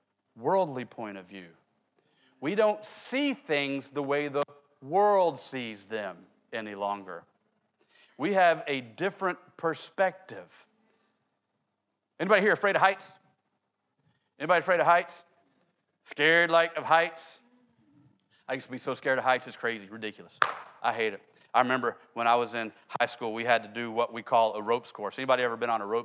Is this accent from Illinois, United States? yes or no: no; Oklahoma City, Oklahoma, United States; I grew up in Oklahoma City. We don't have tall buildings in Oklahoma City